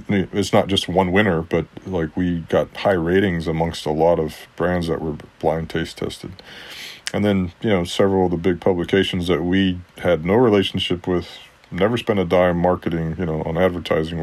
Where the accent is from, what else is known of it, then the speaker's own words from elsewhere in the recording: Texas, United States; also born or lived in Mexico; I grew up in Texas with lots of friends from Mexico